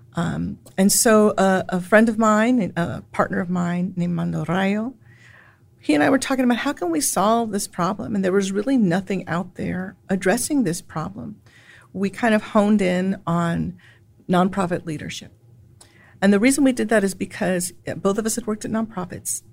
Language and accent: English; San Antonio, Texas, United States; also born or lived in Chicago / New York City; now in Austin, United States; I was born and raised in San Antonio, Texas